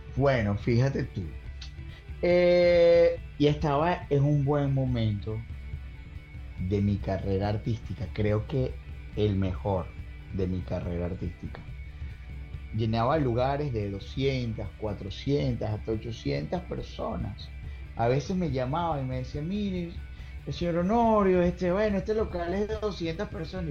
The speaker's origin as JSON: {"language": "Spanish", "town": "Caracas", "region": "Capital District", "country": "Venezuela", "tie": "born or raised there", "also_born_or_lived": "Carora, Lara", "moved": "as an adult", "lives_now": "Orlando, United States", "said": "nací en, una hermosa ciudad llamada Carora, en el estado Lara. Ya mi viejo y mi vieja ya, ya vivían en Caracas"}